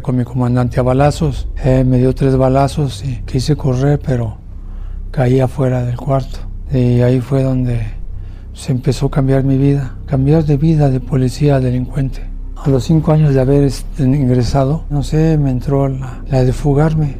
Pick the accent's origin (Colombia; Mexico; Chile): Mexico; Mexico City; moved away as an adult; also born or lived in Nuevo Laredo, Tamaulipas; soy de la Ciudad de México